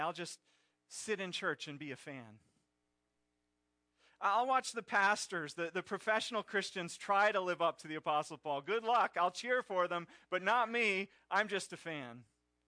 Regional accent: Pennsylvania, United States; I grew up in Pennsylvania in Phillies country

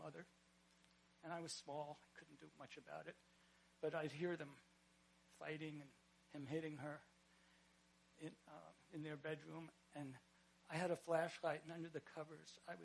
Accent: Bergen County, New Jersey, United States; now in Ulster County, United States; I was raised in Bergen County

